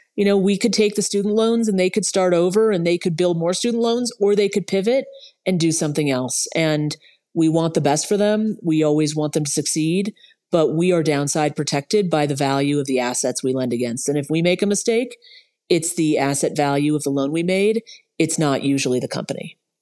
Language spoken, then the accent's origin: English; Los Angeles, California, United States; I grew up in West Los Angeles